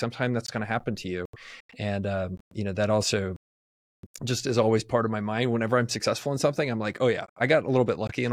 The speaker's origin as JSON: {"language": "English", "region": "Texas", "country": "United States", "tie": "born or raised there", "said": "I was born in the United States. I was born in Texas."}